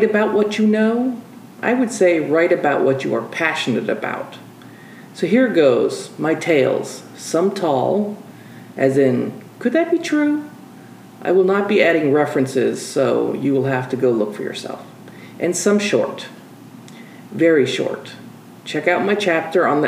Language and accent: English; United States; accent: American; also born or lived in Peru; my American accent